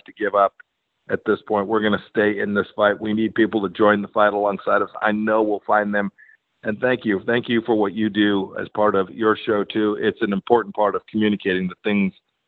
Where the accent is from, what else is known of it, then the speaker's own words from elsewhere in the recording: Kansas, United States; my home state in Kansas.